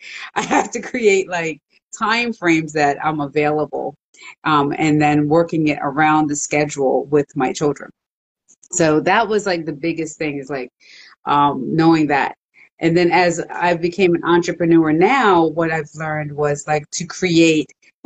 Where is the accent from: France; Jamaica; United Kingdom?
Jamaica; So my grandmother, she had owned a business in Jamaica. Then when they moved here, I'm originally from Jamaica.